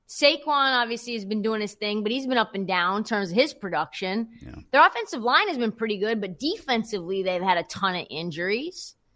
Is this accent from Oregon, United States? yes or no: yes; Portland, Oregon, United States; I grew up in Portland